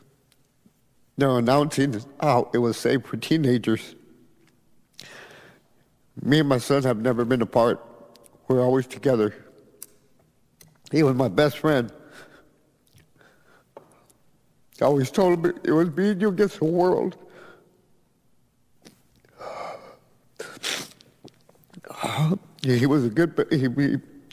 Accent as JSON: {"language": "English", "town": "Edinburg", "region": "Texas", "country": "United States", "said": "I'm from Edinburgh, Texas"}